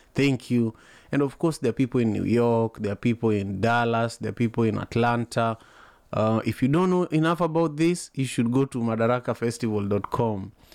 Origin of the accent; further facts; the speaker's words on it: Kisumu, Kisumu County, Kenya; now in Seattle, United States; I'm here in Seattle, Washington, but I'm originally from Kisumu, Kenya